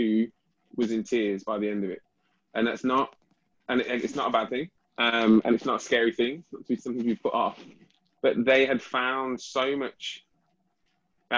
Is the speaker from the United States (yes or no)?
no; United Kingdom; as a British